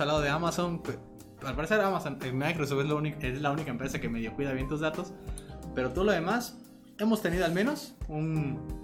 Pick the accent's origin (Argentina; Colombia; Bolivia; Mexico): Mexico; nosotros somos de México